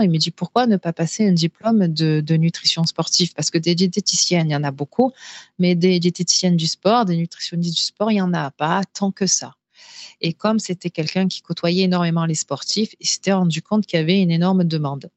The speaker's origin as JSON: {"language": "French", "town": "Marseille", "region": "Provence-Alpes-Côte d'Azur", "country": "France", "said": "je suis marseillaise d'origine"}